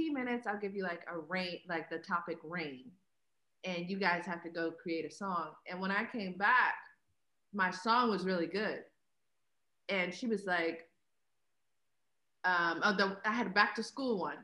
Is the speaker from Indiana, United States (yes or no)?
no; Pittsburgh, Pennsylvania, United States; I'm from Pittsburgh